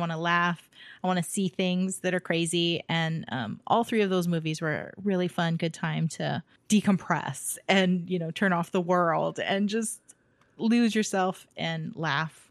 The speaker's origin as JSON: {"language": "English", "country": "United States", "tie": "born or raised there", "said": "being American, raised American"}